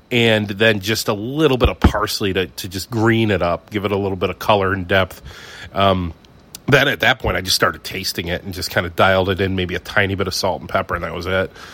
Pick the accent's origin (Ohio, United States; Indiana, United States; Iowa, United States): Ohio, United States; moved away; I'm from Ohio